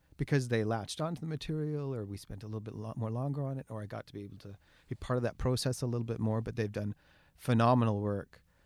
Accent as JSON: {"language": "English", "town": "Kamloops", "region": "British Columbia", "country": "Canada", "tie": "born or raised there", "said": "I was born and raised in Kamloops"}